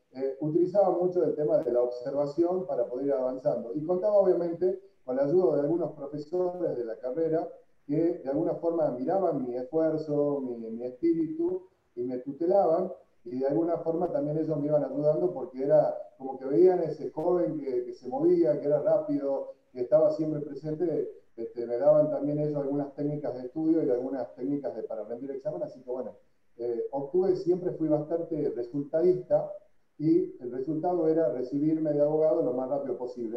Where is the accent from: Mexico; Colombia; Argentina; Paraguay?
Argentina; Tucumán; soy un tucumano, ante todo